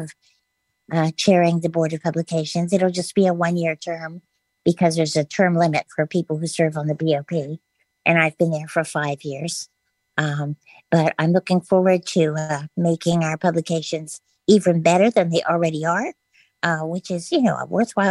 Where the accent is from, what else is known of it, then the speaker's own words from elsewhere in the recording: Maryland's Eastern Shore, United States; I grew up on Maryland's Eastern Shore, which is a very rural community